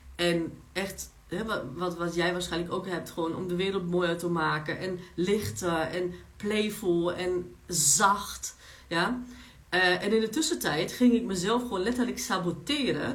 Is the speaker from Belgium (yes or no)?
no; Germany; Dutch is a second language; moved away as an adult; also born or lived in Poland; now in Netherlands; ik ben Pools in Duitsland opgegroeid